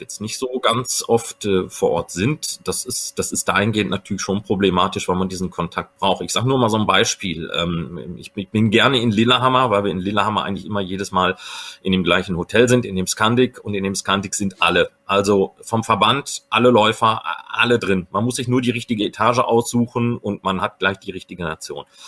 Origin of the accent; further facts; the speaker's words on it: Recklinghausen, North Rhine-Westphalia, Germany; ich bin auch Westfale